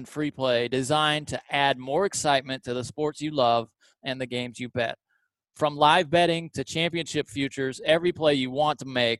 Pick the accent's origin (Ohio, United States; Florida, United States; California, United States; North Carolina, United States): North Carolina, United States; now in Los Angeles, United States; I'm in LA, but I'm from North Carolina